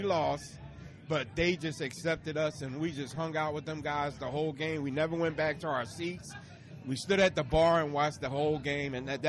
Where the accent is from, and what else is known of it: Philadelphia, Pennsylvania, United States